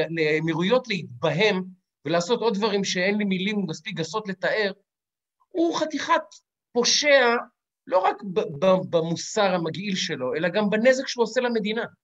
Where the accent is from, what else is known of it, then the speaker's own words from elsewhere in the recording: Ramat Gan, Tel Aviv District, Israel; אני גדלתי ברמת גן בסבנטיז, הספרנים אצלנו ענבו עניבות.